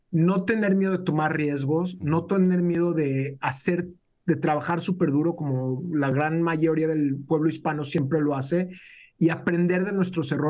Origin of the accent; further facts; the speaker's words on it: Mexico; now in United States; Yo vine de México, era algo que yo no tomaba por cierto, pero en Estados Unidos toda mi vida acá lo hemos tomado por un hecho